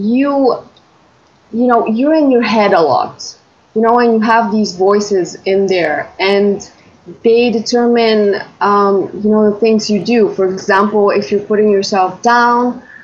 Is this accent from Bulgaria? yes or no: yes; Bulgaria; I'm from Bulgaria.